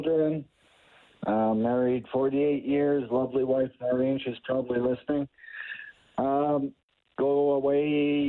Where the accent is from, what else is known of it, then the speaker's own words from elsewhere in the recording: Calgary, Alberta, Canada; also born or lived in New Brunswick; I was born in New Brunswick, and my dad was in the service, and we moved to Calgary when I was 4 years old and started playing hockey like every other kid on the outdoor rinks in those days